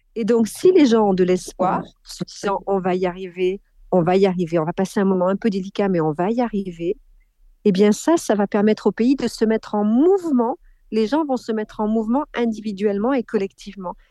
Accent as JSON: {"language": "French", "area": "Corrèze", "region": "Nouvelle-Aquitaine", "country": "France", "tie": "born or raised there", "said": "je suis née en Corrèze"}